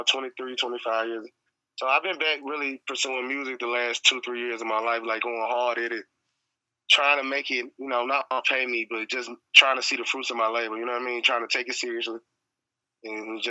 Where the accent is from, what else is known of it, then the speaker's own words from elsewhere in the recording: Memphis, Tennessee, United States; growing up in Memphis